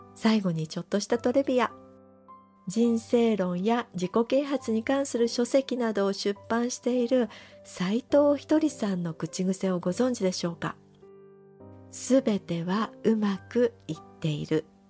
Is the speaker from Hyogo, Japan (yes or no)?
no; Shimizu, Shizuoka, Japan; 私は旧清水市出身なので、七月といえば、浴衣を着て、清水七夕祭りに行くのが楽しみでした